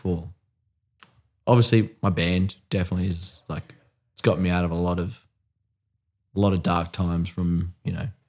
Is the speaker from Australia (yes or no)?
yes; Australia; I remember I was talking in like a Discord and just saying like I was from Australia